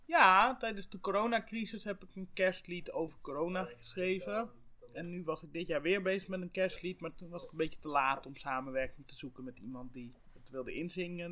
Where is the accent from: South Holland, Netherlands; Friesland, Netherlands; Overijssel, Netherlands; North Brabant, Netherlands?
Friesland, Netherlands; Ik kom uit het Hoge Noorden